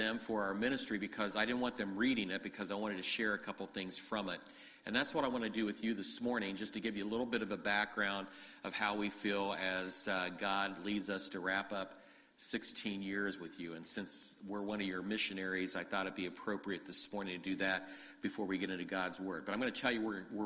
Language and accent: English; Ohio, United States; moved away as an adult; also born or lived in Grand Rapids, Michigan; now in Michigan, United States; I grew up in Ohio. We moved to Michigan 14 years ago